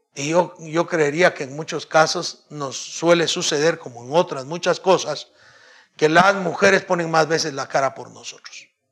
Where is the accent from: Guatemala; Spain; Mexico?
Guatemala